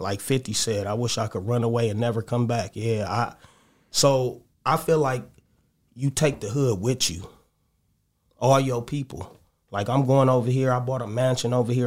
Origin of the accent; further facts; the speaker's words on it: Los Angeles, California, United States; I'm from the Crenshaw District, Jefferson Park area